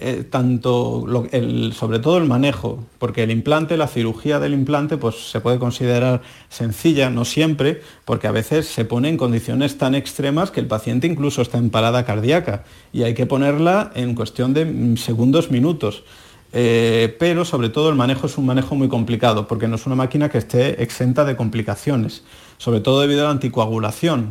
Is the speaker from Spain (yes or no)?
yes; Seville, Andalusia, Spain; moved away as an adult; now in Madrid, Spain; la hermandad de Santa Cruz, en la calle Mateos Gago, que es mi barrio donde yo nací